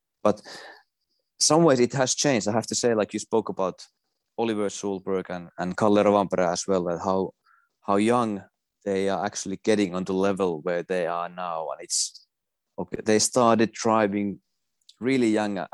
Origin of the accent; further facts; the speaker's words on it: Finland; also born or lived in Jyväskylä, Finland; I drove 100 kilometers to my hometown